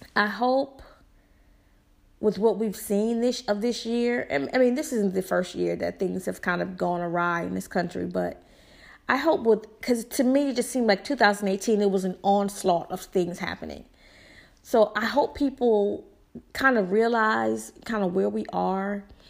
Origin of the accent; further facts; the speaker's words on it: the South, United States; I'm from the South, and I talk how I talk